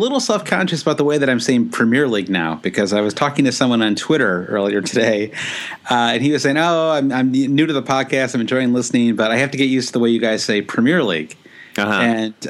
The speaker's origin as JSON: {"language": "English", "country": "United States", "accent": "American", "said": "I feel like as an American, though, I can only use an American pronunciation."}